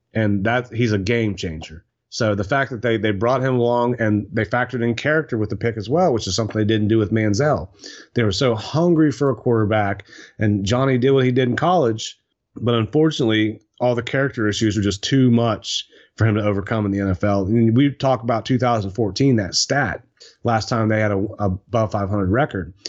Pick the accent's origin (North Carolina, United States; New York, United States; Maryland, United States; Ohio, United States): Ohio, United States; Eastern; I grew up in Eastern Ohio in between, um, Steubenville and New Philadelphia. That's where I grew up.